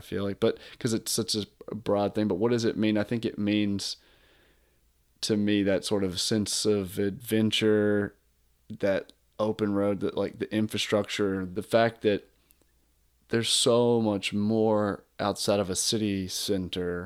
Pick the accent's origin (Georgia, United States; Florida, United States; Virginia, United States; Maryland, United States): Georgia, United States; South; moved away; where I was born in South Georgia